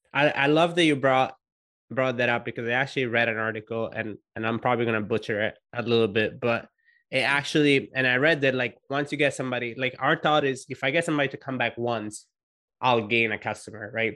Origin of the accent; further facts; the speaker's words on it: Italy; being Italian